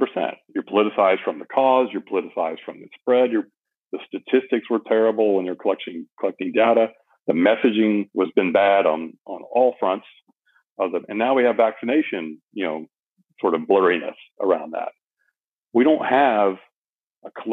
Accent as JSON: {"language": "English", "country": "United States", "said": "I am American patriot to the core"}